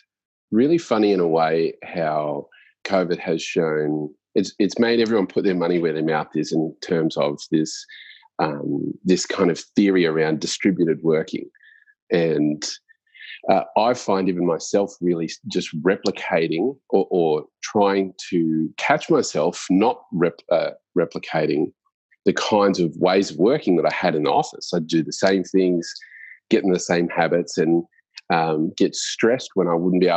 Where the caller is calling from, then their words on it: Sydney, New South Wales, Australia; I'm calling in from Sydney. So I've moved to Sydney